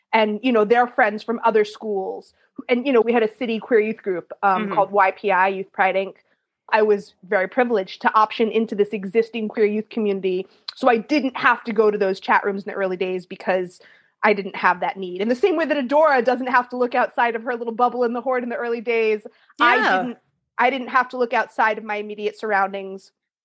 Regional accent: Providence, Rhode Island, United States; I mean, for New England, I grew up in Providence, Rhode Island, but you know, it's a college town.

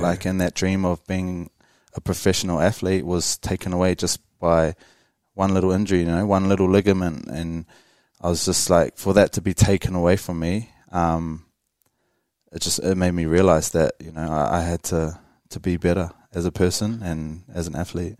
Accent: Wellington, New Zealand; growing up in Wellington

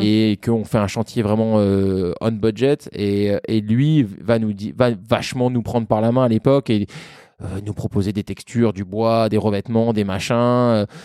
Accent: France; also born or lived in Vancouver / Melbourne / New York; on est français

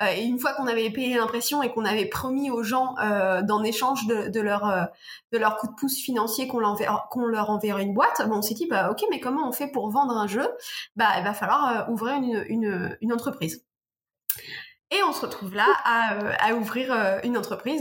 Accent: Normandy, France; Je suis normande

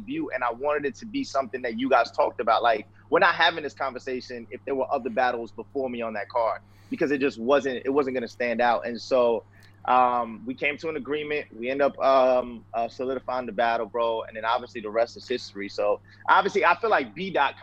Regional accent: Tampa, Florida, United States; also born or lived in Queens, New York; for the rest of the rest of my life, Tampa, Florida.

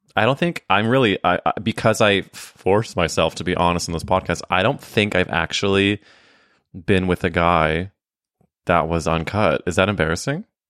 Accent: Midwest, United States; moved away as an adult; now in New York, United States; when I was growing up in the Midwest.

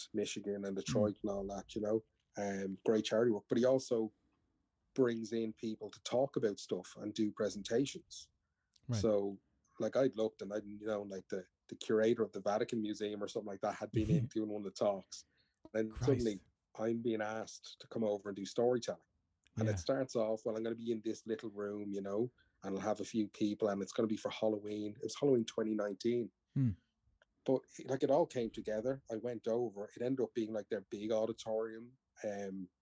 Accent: Ireland; I'm an Irish man

